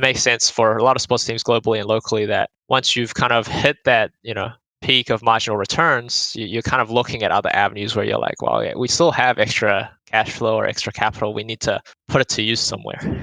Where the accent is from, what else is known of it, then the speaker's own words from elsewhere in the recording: Auckland, New Zealand; now in Australia; I grew up in Auckland, New Zealand